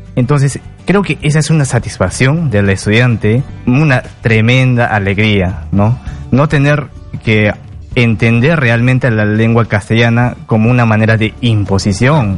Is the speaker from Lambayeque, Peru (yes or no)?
no; Puno, Peru; first language Quechua; Spanish is a second language; Yo soy de la comunidad campesina de Huerta Guaraya, de la provincia, distrito y departamento de Puno